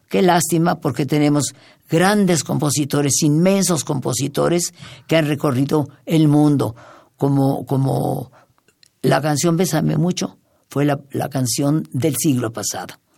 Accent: Jalisco, Mexico; moved away; also born or lived in Hidalgo; soy de Jalisco, pero tuve la oportunidad de vivir en estado en Hidalgo unos años

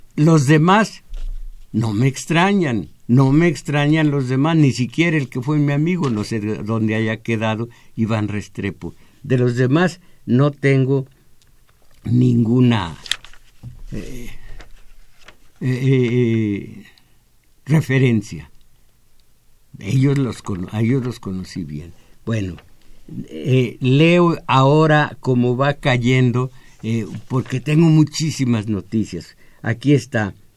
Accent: Mexico; vivir en este país donde nací

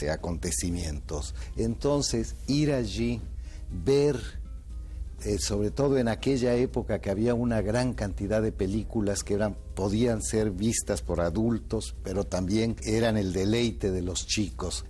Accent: Veracruz, Mexico; moved away; Veracruz, un pueblo muy retirado, un ingenio azucarero

